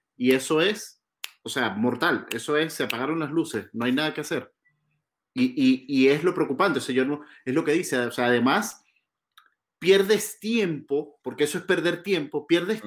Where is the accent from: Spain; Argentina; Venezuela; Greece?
Venezuela; nuestra selección, la Vinotinto